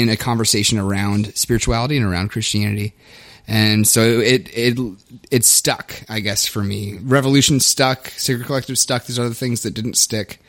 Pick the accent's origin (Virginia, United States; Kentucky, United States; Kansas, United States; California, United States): Kentucky, United States; Oldham County, outside Louisville; accent: southern; now in St. Paul, United States; I grew up in Kentucky, in a rural area, Oldham County, just outside of Louisville.